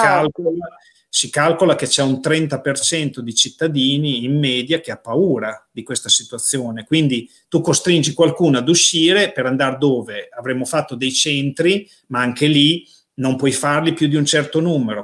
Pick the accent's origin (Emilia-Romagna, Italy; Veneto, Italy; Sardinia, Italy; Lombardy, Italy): Emilia-Romagna, Italy; Casalecchio di Reno; la città dove sei nato, nel mio caso, o dove vivi